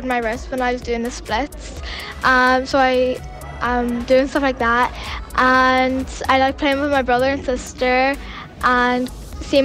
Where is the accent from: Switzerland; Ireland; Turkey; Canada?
Ireland; Lifford; I'm from Lifford in Ireland